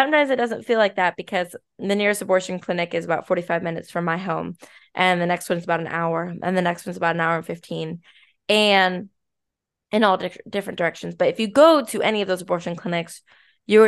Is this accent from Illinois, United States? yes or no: yes; Chicago, Illinois, United States; I'm from Chicago